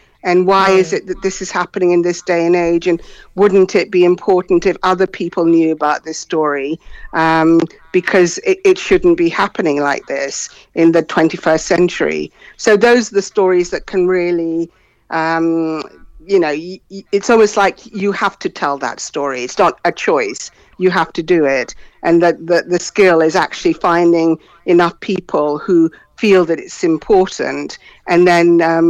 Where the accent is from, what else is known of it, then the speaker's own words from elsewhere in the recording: Ghana; also born or lived in London, United Kingdom; Okay, well, I'm from Ghana and I'm also from London. And my parents sent me to school in Britain when I was very young, and I sort of went through the educational system here.